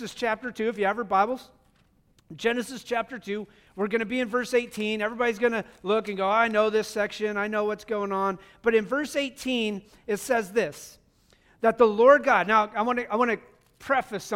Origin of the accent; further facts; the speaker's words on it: United States; also born or lived in Wyoming / Montana; now in Missouri, United States; growing up in Wyoming and Montana